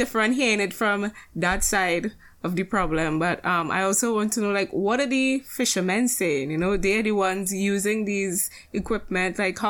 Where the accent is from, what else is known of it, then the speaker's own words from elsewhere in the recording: Trinidad & Tobago; I'm from Trinidad and Tobago, right?